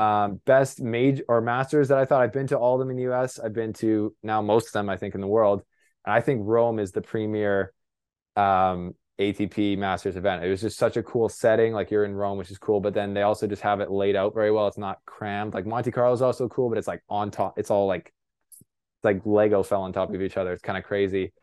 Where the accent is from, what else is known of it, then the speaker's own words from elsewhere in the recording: Canada; I'm a Canadian reporter